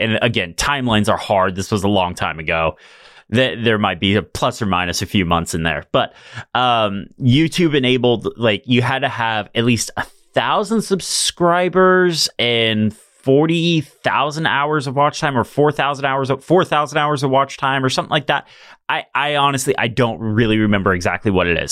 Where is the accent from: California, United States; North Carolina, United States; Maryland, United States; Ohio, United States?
California, United States; Fresno; I'm from Fresno, California.